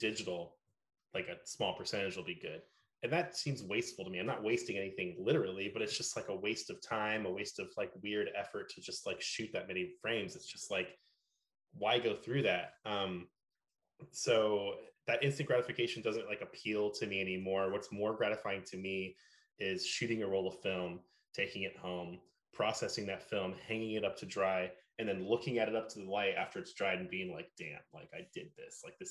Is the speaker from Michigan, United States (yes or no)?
no; Oakland, California, United States; growing up in the Bay Area, and especially in Oakland